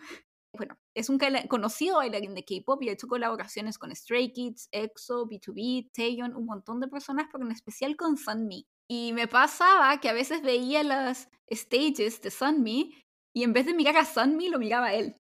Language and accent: Spanish; Chile; also born or lived in South Korea; soy chilena y los chilenos somos como más reservados